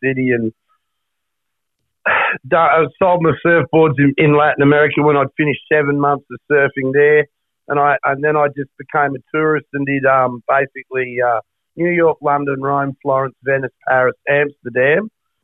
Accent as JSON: {"language": "English", "town": "Perth", "region": "Western Australia", "country": "Australia", "tie": "born or raised there", "said": "So I grew up in Trigg"}